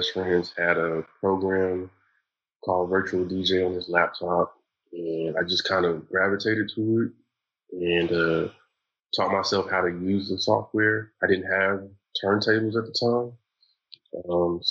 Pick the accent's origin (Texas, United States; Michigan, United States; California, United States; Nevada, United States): Texas, United States; Longview; now in Tulsa, United States; I'm from Longview, Texas. So we call it The View for short